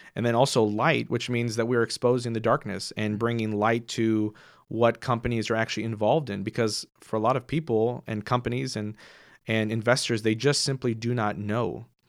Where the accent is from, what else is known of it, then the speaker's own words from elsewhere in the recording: Houston, Texas, United States; moved away as an adult; also born or lived in Seattle, United States / Waco, United States; now in Fort Worth, United States; I grew up in Houston